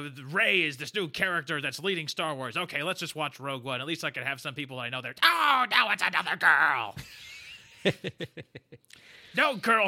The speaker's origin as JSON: {"language": "English", "country": "Canada", "said": "okay, and I'm from Canada."}